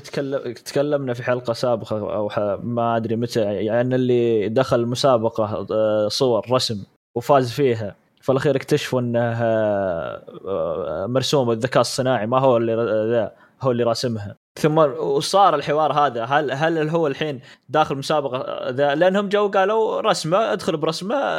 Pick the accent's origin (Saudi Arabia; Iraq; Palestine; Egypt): Saudi Arabia; عندنا في السعوديه